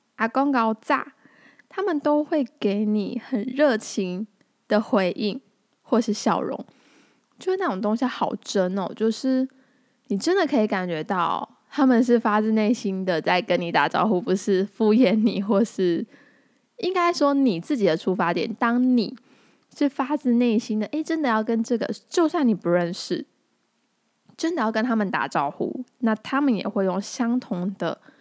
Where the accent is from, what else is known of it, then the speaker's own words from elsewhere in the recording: Tainan, Taiwan; also born or lived in Taipei; 我是个土生土长的台南人，与其说台南人，更明确地说应该是我是土生土长的安平人